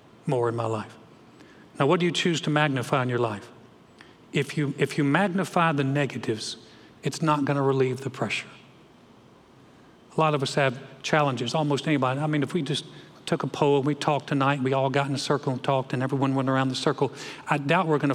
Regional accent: North Carolina, United States; moved away; I'm from North Carolina

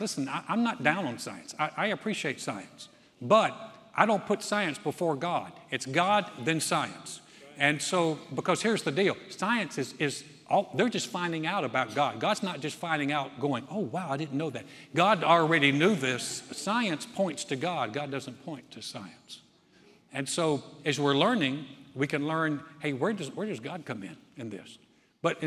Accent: North Carolina, United States; I'm from North Carolina

